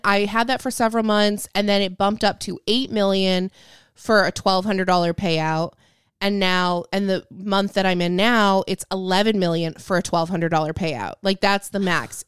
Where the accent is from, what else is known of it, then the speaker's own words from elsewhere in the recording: Lake Michigan, Midwest, United States; I grew up on Lake Michigan